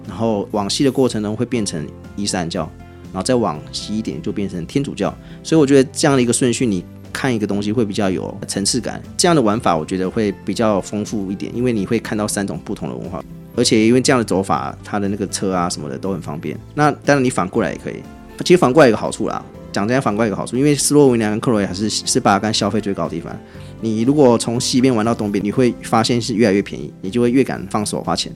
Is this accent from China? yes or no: no; Taiwan; 为什么我台湾人不能买学生票